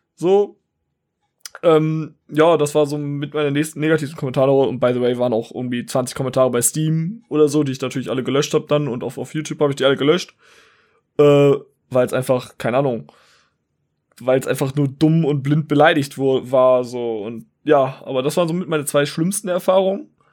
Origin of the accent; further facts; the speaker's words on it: Wuppertal, North Rhine-Westphalia, Germany; ich komme aus Wuppertal